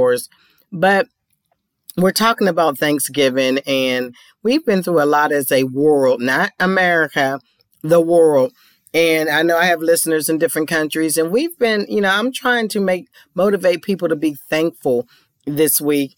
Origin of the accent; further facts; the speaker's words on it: Pittsburgh, Pennsylvania, United States; moved away; my hometown of Pittsburgh to visit family and friends